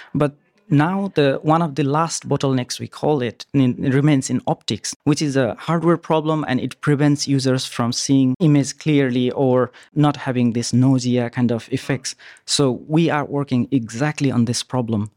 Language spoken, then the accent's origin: English; Nepal; moved away; also born or lived in New Zealand; I'm originally from Nepal, and then I lived in New Zealand and quite a long journey.